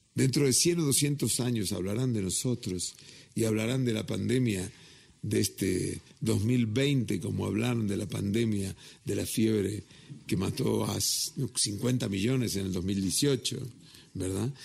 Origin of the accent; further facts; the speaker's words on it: Mexico; soy mexicano hasta las pampas